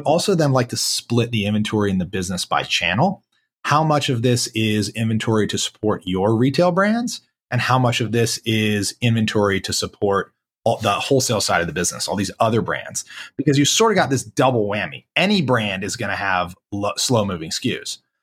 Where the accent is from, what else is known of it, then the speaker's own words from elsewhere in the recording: Charlotte, North Carolina, United States; I'm white guy from Charlotte, North Carolina